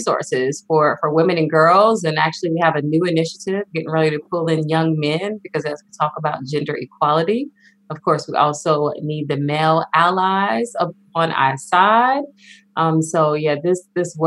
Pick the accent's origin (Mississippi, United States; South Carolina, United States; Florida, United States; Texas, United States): South Carolina, United States; moved away as an adult; I'm originally from South Carolina, very rural, small town